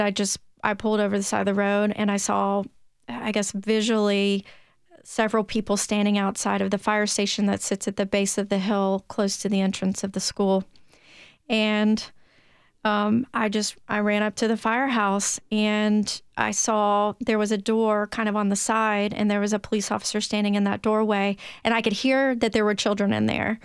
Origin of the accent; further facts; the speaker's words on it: Williamson County, Tennessee, United States; accent: Tennessee twang; also born or lived in Memphis, Tennessee; now in Nashville, United States; I was born and raised in Tennessee.